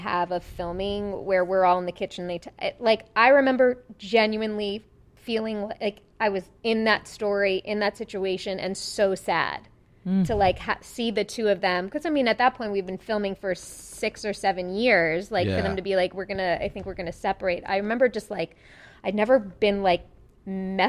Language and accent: English; Long Island, New York, United States; accent: Long Island; growing up in Long Island, I performed like Annie 800 times